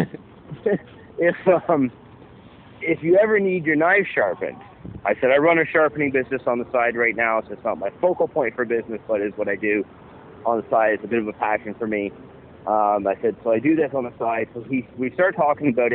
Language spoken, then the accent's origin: English; Milton, Ontario, Canada; he lives in my hometown, like just outside my hometown